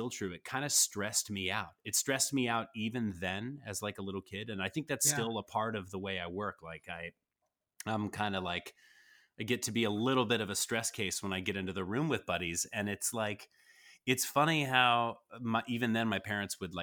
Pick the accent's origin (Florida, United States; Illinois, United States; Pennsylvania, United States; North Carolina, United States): North Carolina, United States; Greensboro; I grew up in Greensboro, North Carolina.